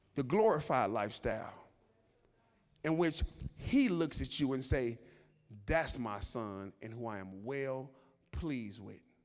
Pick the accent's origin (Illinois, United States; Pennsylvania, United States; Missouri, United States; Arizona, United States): Illinois, United States; Chicago; I grew up in Chicago and the projects.